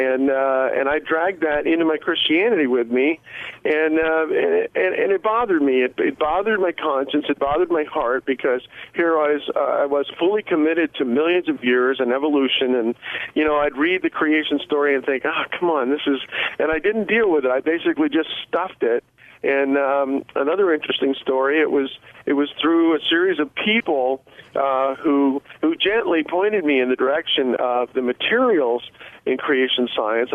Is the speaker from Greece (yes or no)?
no; Puerto Rico; I grew up in Puerto Rico, so it was a kid's playground.